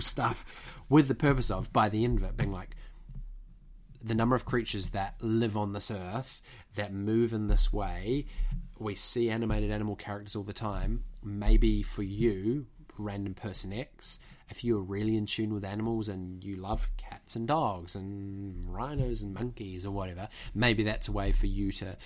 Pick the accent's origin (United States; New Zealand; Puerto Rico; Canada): New Zealand; moved away as an adult; also born or lived in United Kingdom; a Kiwi who's come to train at a at a British conservatoire